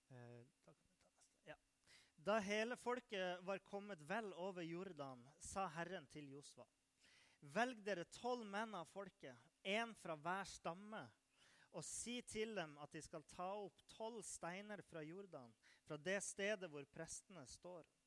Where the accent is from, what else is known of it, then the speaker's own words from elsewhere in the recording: Nordland, Norway; moved away; Jeg kommer fra Nordland